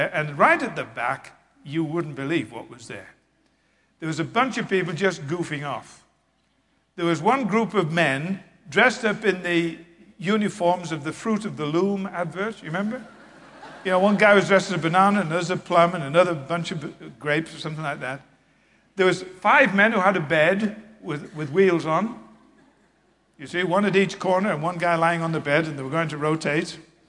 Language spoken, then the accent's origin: English; England, United Kingdom; I was raised in England